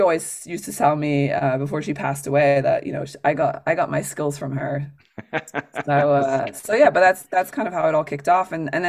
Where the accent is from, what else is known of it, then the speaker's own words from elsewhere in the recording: France; moved away; I grew up in France with a very international family. My mom's from the UK. My father's from South America, actually from Chile.